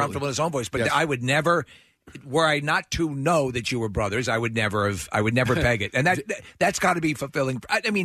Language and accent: English; New York, United States; I'm from New York.